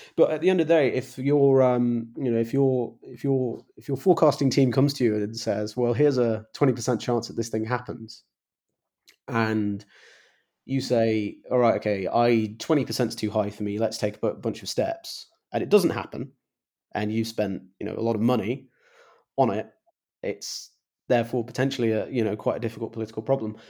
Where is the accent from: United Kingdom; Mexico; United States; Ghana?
United Kingdom; England; I'm English